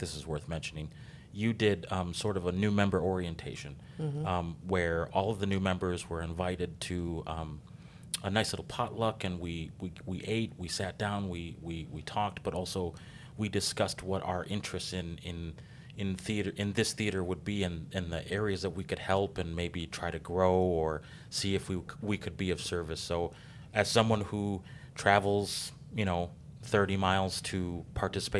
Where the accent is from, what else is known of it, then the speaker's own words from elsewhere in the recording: Paris Township, Wisconsin, United States; now in Racine, United States; I grew up in Paris Township